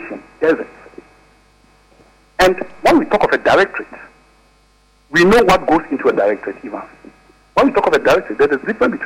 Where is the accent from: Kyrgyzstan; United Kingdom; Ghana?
Ghana; Bupe, my hometown